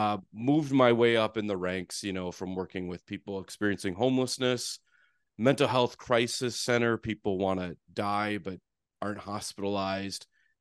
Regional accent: Fargo, North Dakota, United States; You know, I grew up in Fargo.

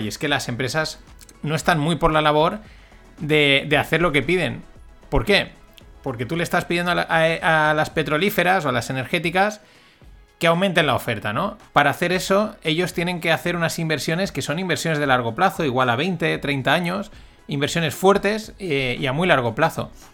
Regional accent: Spain; como buen español

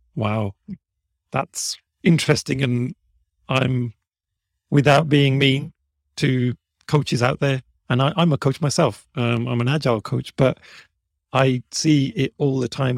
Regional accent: Birmingham, West Midlands, United Kingdom; And I'd say, "From Birmingham."

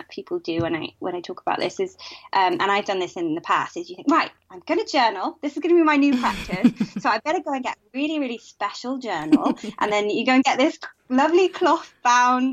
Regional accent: United Kingdom

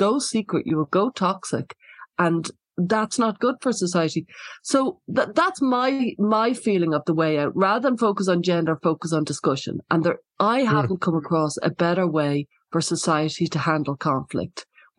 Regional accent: Ireland; I'm from Ireland, and Ireland suffered like for many, many years with the Troubles, which was, you know, an awful lot of people died, an awful lot of grief and distress, a lot of violence, a lot of death, and a lot of censorship. So I grew up with a lot of that.

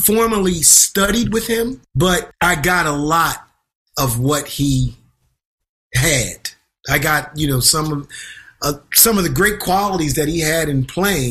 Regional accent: Twin Oaks, Pennsylvania, United States; also born or lived in Boston; now in New York City, United States; I grew up in Pennsylvania.

